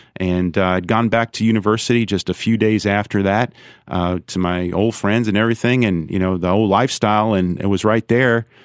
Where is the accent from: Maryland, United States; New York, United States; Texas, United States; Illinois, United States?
New York, United States; also born or lived in Brooklyn / Long Island; I grew up in New York State, uh, born in Brooklyn, raised in Long Island and upstate